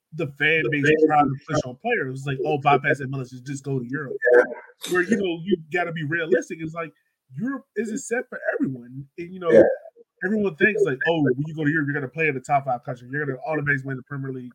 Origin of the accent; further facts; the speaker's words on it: Jamaica; as a Jamaican